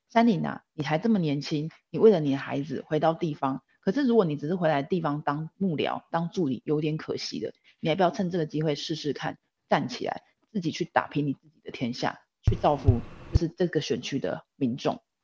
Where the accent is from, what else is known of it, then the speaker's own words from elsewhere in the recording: Changhua County, Taiwan; moved away as an adult; also born or lived in Taipei; 我本身是彰化人，呃，我的小孩也留在彰化，留在娘家这边照顾